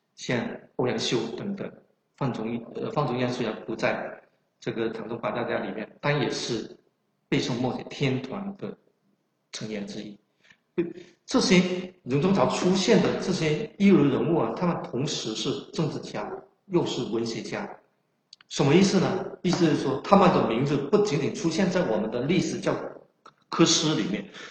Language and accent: Chinese; Guangdong, China; accent: Chaoshan; 我的口音呢是有浓烈的，呃，非常浓厚的这种南方口音，更准确地说是潮汕口音，因为我是潮汕人